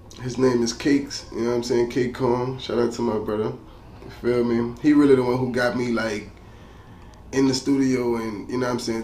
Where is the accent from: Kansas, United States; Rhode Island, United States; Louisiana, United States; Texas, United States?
Louisiana, United States; I'm from Carroll, Louisiana